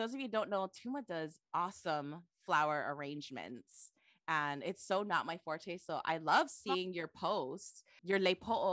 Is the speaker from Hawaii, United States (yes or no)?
yes; Waipahu, Hawaii, United States; now in Hilo, United States; I say I'm from Waipahu